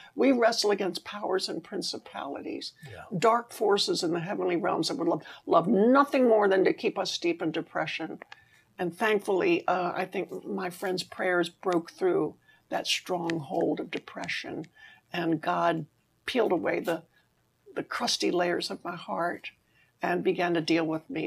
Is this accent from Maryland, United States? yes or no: yes; Maryland, United States; I was 17, growing up on the East Coast in Maryland